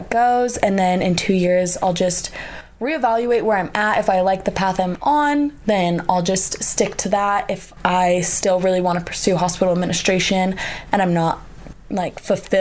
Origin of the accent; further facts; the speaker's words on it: Oregon, United States; moved away as an adult; now in Salt Lake City, United States; I'm from Oregon, and I wanted to go out of state.